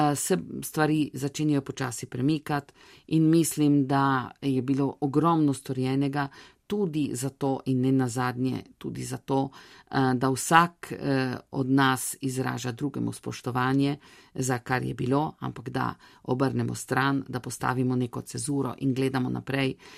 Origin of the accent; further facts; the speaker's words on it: Italy; smo Slovenci tukaj